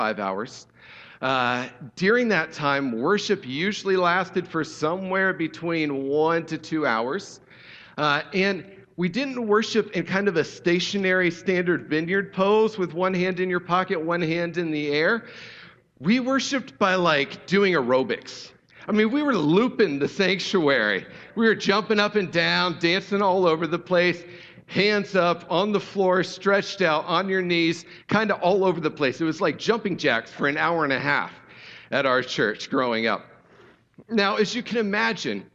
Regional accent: Ohio, United States; I grew up in Ohio in the 80s and 90s

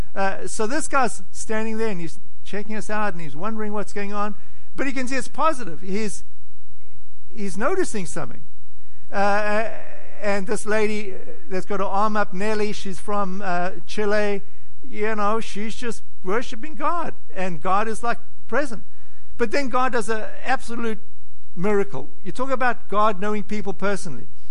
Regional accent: South Africa; now in United States; I was born in South Africa

